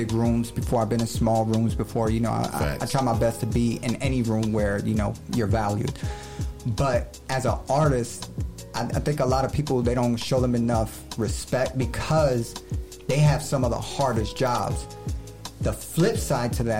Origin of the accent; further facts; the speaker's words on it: New York City, New York, United States; I'm from Brooklyn, New York.